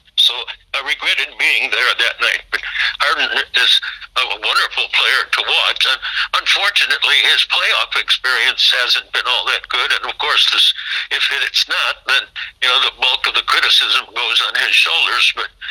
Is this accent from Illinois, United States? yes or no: yes; LaSalle, Illinois, United States; moved away as an adult; also born or lived in Milwaukee, Wisconsin; now in Houston, United States; I enjoyed growing up in LaSalle, Illinois.